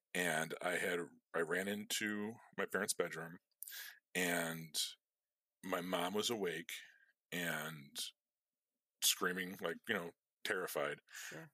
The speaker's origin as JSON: {"language": "English", "town": "Chicago", "region": "Illinois", "country": "United States", "tie": "born or raised there", "said": "we're fucking Irish people on the south side of Chicago"}